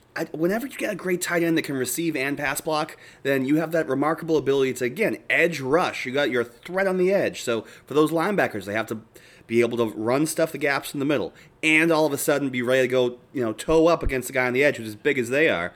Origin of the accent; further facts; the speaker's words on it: Boston, Massachusetts, United States; moved away; coming from Boston